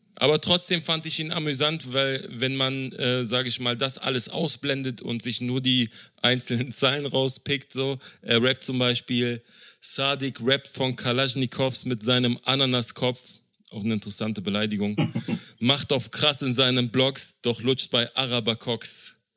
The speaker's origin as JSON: {"language": "German", "region": "Berlin", "country": "Germany", "said": "als ein Berliner Junge, der mit Hip-Hop aufgewachsen ist"}